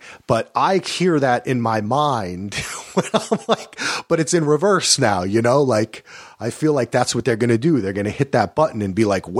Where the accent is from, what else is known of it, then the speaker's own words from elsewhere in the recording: New Jersey, United States; I grew up in Jersey, so everyone in New York and New Jersey, you'd hear it on the air going to school